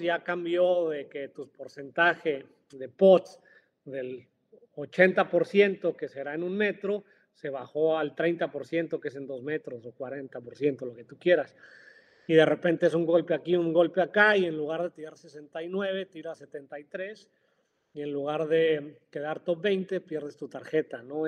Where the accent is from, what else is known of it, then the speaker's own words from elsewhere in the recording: Mexico; also born or lived in Florida, United States; nosotros como mexicanos